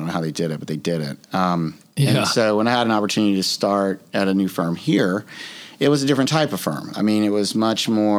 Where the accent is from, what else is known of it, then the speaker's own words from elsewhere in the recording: South Louisiana, United States; moved away as an adult; also born or lived in Mississippi; I grew up in South Louisiana